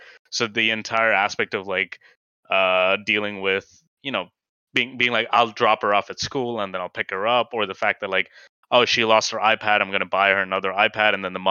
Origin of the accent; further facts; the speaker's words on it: India; something that, like, at me as someone, like, who's kind of gone through different socioeconomic classes as an Indian could see very well